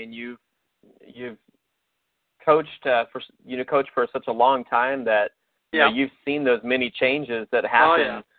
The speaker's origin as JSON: {"language": "English", "town": "Columbus", "region": "Ohio", "country": "United States", "tie": "born or raised there", "lives_now": "Tampa, United States", "said": "though I live in the Tampa area now, I grew up in Columbus, Ohio, and have always been a fan of the Ohio State Buckeyes."}